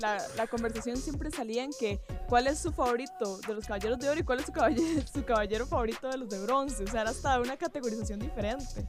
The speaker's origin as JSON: {"language": "Spanish", "country": "Costa Rica"}